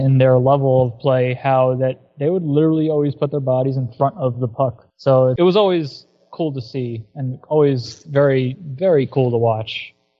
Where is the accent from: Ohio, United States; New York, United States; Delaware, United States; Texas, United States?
New York, United States; being a New Yorker.